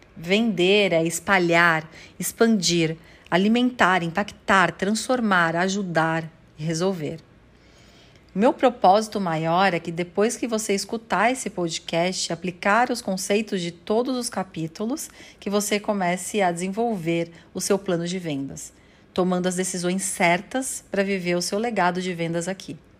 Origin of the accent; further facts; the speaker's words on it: São Paulo, Brazil; Eu nasci em São Paulo, no bairro do Tatuapé, e até os 4 anos de idade eu fui criada pela minha mãe solteira e pela minha avó